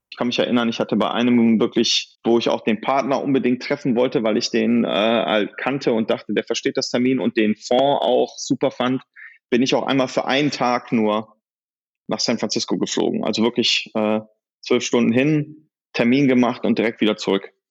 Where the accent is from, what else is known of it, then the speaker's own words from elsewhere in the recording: Solingen, North Rhine-Westphalia, Germany; moved away as an adult; also born or lived in Silicon Valley; Also ich habe meine Heimat in Solingen und dort sind auch meine Kinder zu Hause und dort werden wir bleiben.